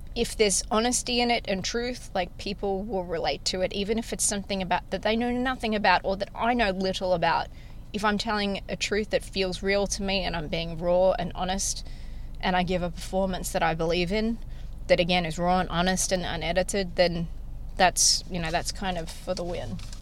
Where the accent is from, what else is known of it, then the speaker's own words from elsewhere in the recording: Australia; accent: Australian; now in Nashville, United States; I'm Australian